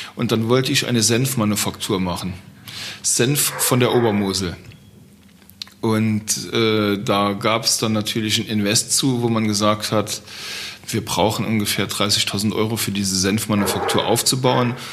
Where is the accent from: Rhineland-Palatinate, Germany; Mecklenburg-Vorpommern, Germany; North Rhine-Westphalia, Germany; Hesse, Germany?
Rhineland-Palatinate, Germany; Trier region; ich komme aus der Region von Trier, der ältesten Stadt Deutschlands